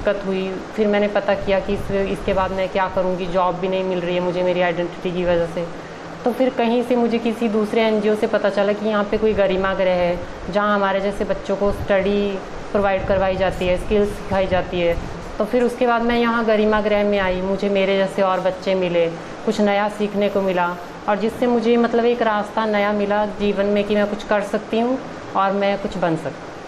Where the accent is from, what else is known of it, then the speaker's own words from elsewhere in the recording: Himachal Pradesh, India; मैं हिमाचल से बिलोंग करती हूँ